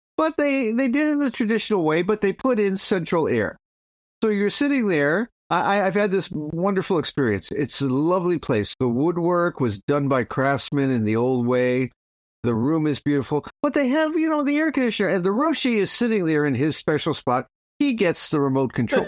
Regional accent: United States

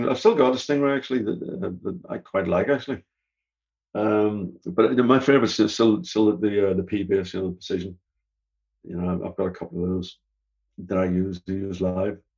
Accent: Canada; the first tour they did uh, of the states, because we're from Canada, as you know.

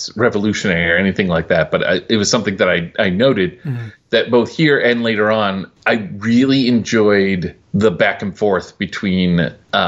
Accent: Midwest, United States; moved away; I was from the Midwest

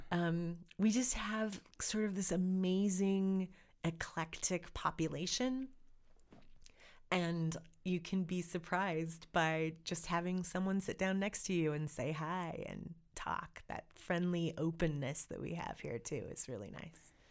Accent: Montana, United States; also born or lived in Oregon; I am American and Montanan

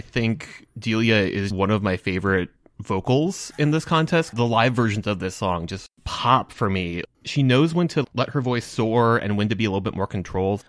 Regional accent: Minnesota, United States; as a Minnesotan

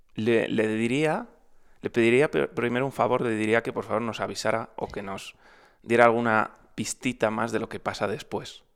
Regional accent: Madrid, Community of Madrid, Spain; Madrid, que es de donde soy

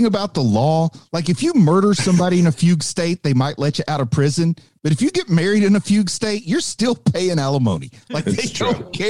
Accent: Appalachia, United States; accent: Appalachian; when my mother was still alive, one phone call conversation with her, and it was back to the Appalachian coming out hardcore.

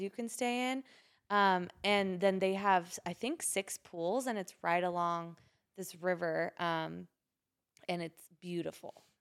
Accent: Twin Falls, Idaho, United States; also born or lived in San Francisco; I grew up in Twin Falls

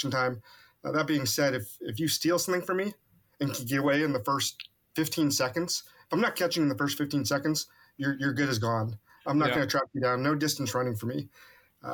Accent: Kansas City, Kansas, United States; moved away as an adult; now in Corpus Christi, United States; I'm from Kansas City

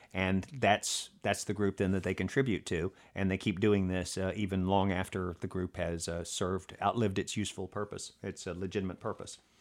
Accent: Alabama, United States; moved away; I'm from Alabama originally

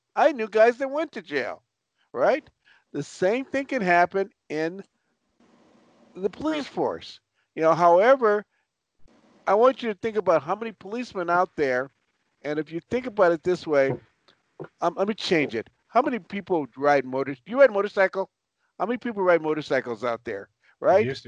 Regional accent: Los Angeles, California, United States; also born or lived in Chicago; I was born in Chicago, raised in Los Angeles.

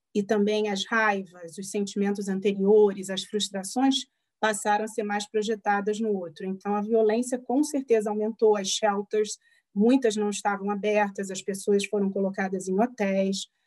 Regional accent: Rio de Janeiro, Brazil; moved away as an adult; now in Pittsburgh, United States; minha cidade natal, no Rio de Janeiro

